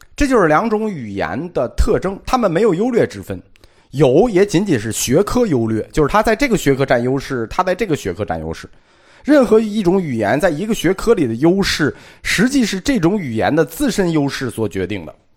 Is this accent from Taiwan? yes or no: no; China; 我们中国人